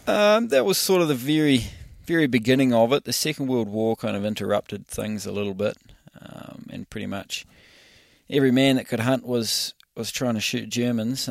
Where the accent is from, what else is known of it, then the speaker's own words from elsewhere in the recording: New Zealand; in New Zealand, we've got a lot of public land, but we don't have a lot of ma, uh, a lot of money to manage it properly.